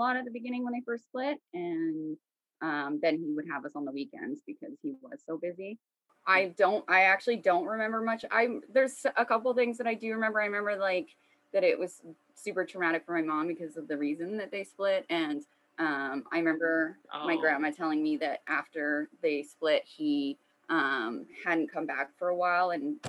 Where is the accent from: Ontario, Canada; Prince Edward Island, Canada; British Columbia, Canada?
British Columbia, Canada; Vancouver; I was born in Vancouver, British Columbia, Canada